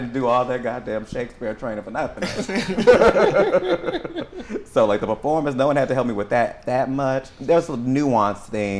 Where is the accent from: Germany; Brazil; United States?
United States; San Antonio, Texas; So, honey, I come from there. I was raised east side San Antonio in the hood, you know.